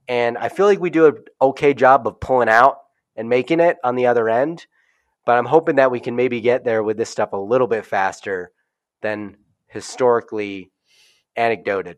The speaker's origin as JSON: {"language": "English", "region": "Midwest", "country": "United States", "tie": "born or raised there", "said": "I grew up in the Midwest"}